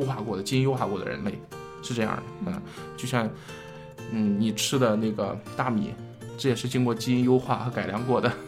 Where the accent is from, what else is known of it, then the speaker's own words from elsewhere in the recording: China; 其实对于我们中国人来说